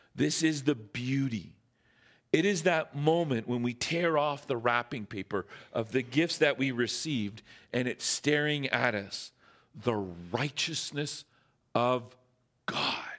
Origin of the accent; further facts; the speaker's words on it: Northern Ontario, Canada; now in Squamish, Canada; I'm from Northern Ontario